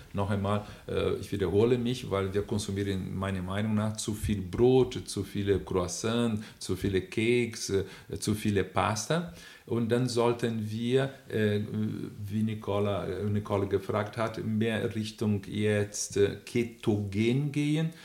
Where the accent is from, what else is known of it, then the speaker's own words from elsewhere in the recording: Brazil; German is a second language; moved away; auch als Brasilianer